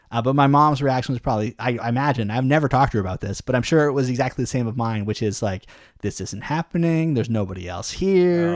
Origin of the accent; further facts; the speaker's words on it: Canada; we're very Canadian